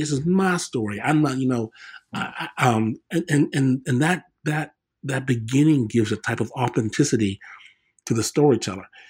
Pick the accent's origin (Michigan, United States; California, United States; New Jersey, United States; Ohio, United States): Michigan, United States; Detroit; me growing up in Detroit